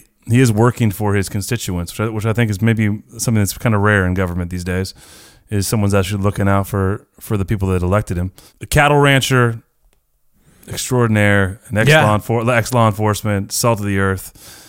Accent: Chico, California, United States; now in the South, United States; I love my people in my hometown up in Chico, California

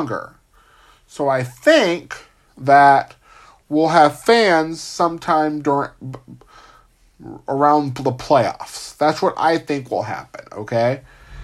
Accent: California, United States; my home state of California

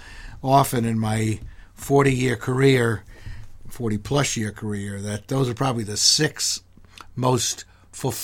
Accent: New York, United States; moved away as an adult; also born or lived in Mobile, Alabama; I grew up in New York, but I actually went to college down south.

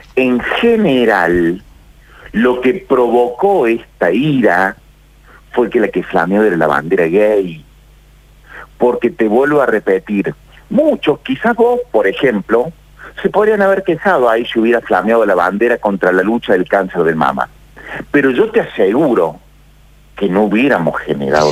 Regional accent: Argentina; Yo soy argentino

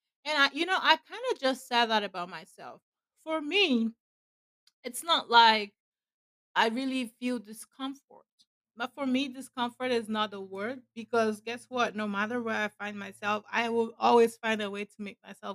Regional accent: Nigeria; where I'm from, I'm a Nigerian

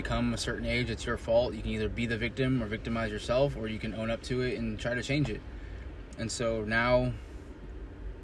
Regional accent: Bakersfield, California, United States; moved away as an adult; Bakersfield, California, my hometown

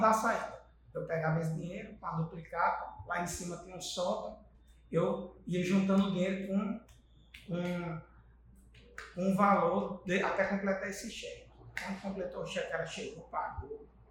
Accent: Acari, Rio Grande do Norte, Brazil; also born or lived in Florânia / Natal; Eu nasci em Acari e me criei uma parte lá, depois eu fui para Florânia. Né? E no começo, até meus 10 anos de idade, eu morava em, em Acari

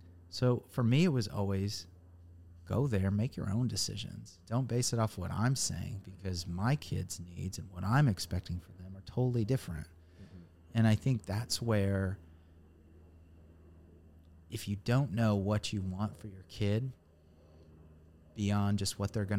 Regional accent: Indiana, United States; moved away as an adult; now in Nashville, United States; growing up in Indiana, there was one school system in town.

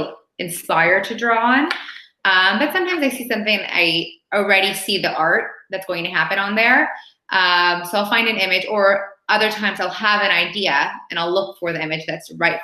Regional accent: Los Angeles, California, United States; now in Paris, France; I'm originally from Los Angeles.

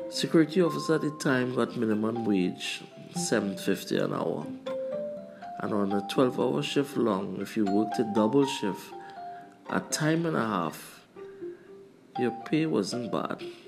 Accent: Trinidad & Tobago; also born or lived in Canada

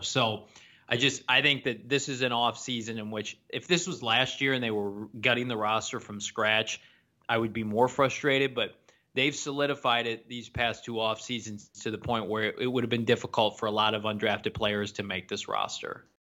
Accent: Illinois, United States; my home state of, of Illinois

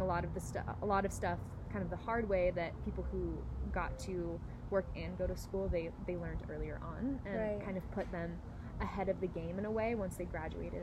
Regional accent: Northern California, United States; moved away as an adult; now in Nevada, United States; I'm from Northern California

